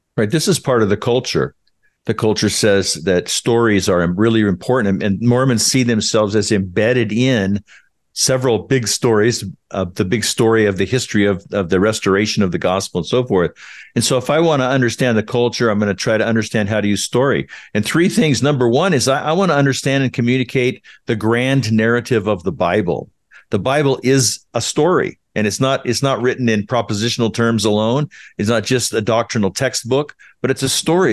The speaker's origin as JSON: {"language": "English", "region": "California", "country": "United States", "tie": "born or raised there", "moved": "as an adult", "lives_now": "Utah, United States", "said": "I was born in Utah, but raised in California"}